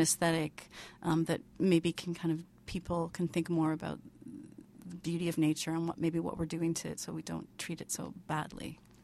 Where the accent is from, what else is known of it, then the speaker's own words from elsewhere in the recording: Vancouver, British Columbia, Canada; moved away as an adult; now in Toronto, Canada; so I grew up in Vancouver, um, kinda outside Vancouver